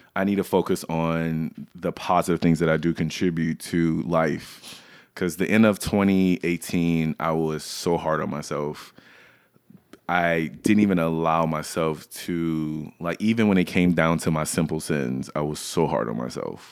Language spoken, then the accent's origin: English; Louisiana, United States; I grew up in Louisiana